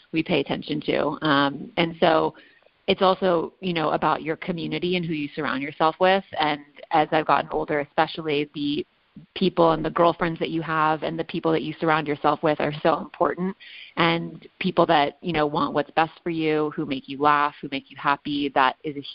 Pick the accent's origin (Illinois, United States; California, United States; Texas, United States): California, United States; Los Angeles; a 20-year-old woman who was born and raised in Los Angeles